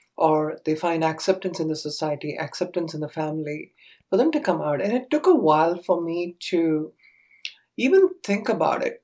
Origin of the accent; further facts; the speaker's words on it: Chennai, Tamil Nadu, India; now in Southern California, United States; I grew up in the early 70s, I would say, in India. And this was part of Tamil Nadu. It's a small town called Chennai.